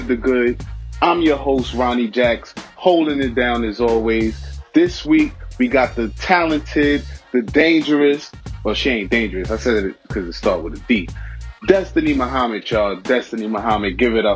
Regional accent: New York City, New York, United States; I'm from Brooklyn

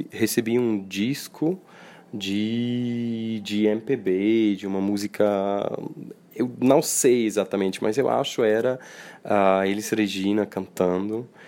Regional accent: Switzerland; Eu sou da Suíça.

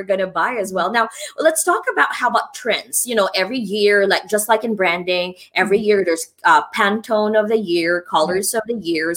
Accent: Philippines; moved away; I grew up in the Philippines

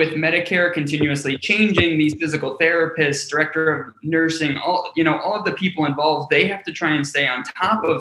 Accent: Cleveland, Ohio, United States; I grew up in Cleveland, Ohio

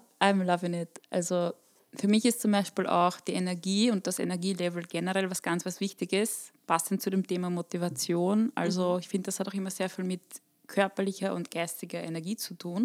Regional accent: Burgenland, Austria; moved away; Eine gebürtige Burgenländerin, die es in die Welt verschlagen hat.

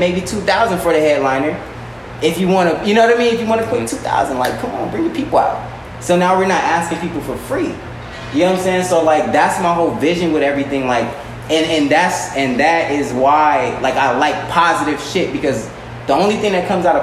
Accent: Long Beach, California, United States; also born or lived in Artesia, California; now in Inglewood, United States; I'm a black man from Northside Long Beach, young Artesia, live in Inglewood

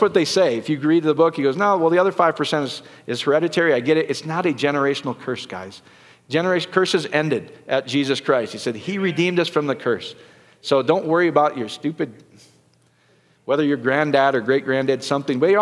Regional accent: Iowa, United States; I grew up in Iowa

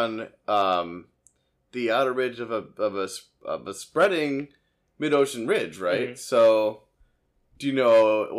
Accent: Detroit, Michigan, United States; now in Indianapolis, United States; And I'm from Detroit.

